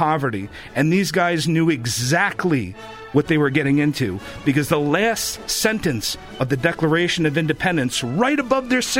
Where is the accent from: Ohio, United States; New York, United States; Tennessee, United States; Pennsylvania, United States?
New York, United States; now in Florida, United States; here in Florida, unlike back home in New York, my former home